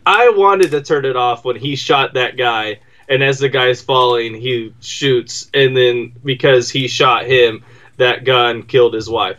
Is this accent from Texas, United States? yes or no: yes; Texas, United States; I'm a Texan